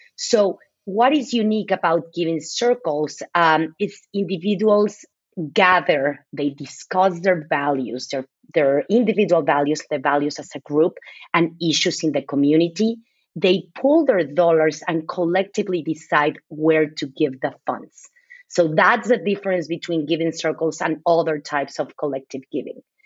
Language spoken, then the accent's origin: English; Mexico City, Mexico; moved away as an adult; now in United States; I was born and raised in Mexico City